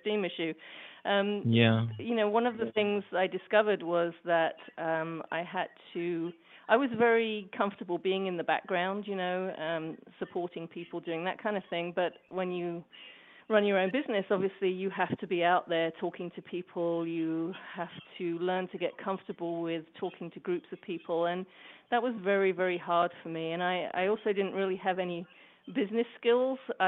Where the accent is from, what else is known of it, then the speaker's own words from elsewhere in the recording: England, United Kingdom; now in Portland, United States; I live in Portland, Oregon now, but I'm originally from England.